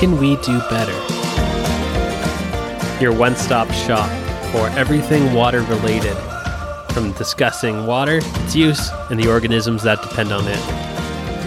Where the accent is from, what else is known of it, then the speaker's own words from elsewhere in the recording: Ontario, Canada; moved away; I'm originally from Ontario